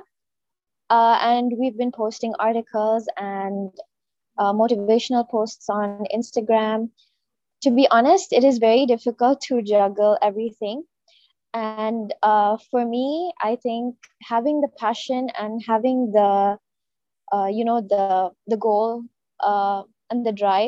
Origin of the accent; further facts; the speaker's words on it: Riyadh, Riyadh Province, Saudi Arabia; moved away as an adult; now in Jeddah, Saudi Arabia; I was born and raised in Riyadh, so almost all my life was spent in Saudi Arabia